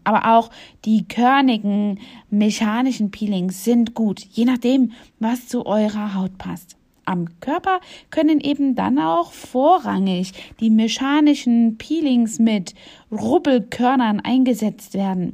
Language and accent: German; East Germany, Germany; Ich bin ja selbst in Ostdeutschland geboren